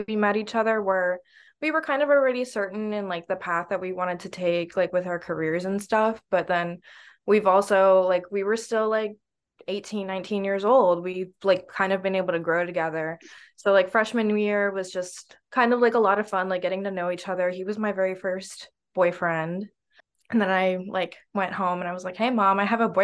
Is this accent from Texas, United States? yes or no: no; Naples, Florida, United States; I'm originally from Naples, Florida